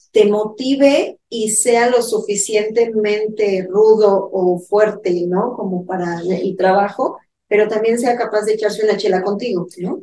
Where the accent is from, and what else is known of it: Mexico